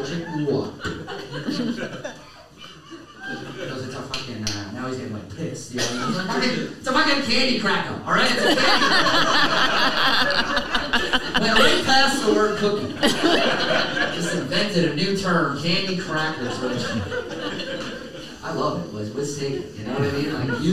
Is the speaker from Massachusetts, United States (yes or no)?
yes; Milton, Massachusetts, United States; also born or lived in South Boston, Massachusetts; I grew up in Milton